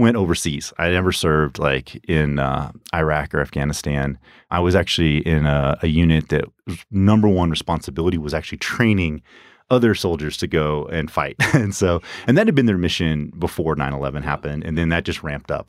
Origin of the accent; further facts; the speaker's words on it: Reno, Nevada, United States; also born or lived in Texas / Arizona State; I grew up here in Reno. I'm actually from Reno. I wasn't born here. I was actually born in Texas. Uh, my family moved out here when I was ten years old.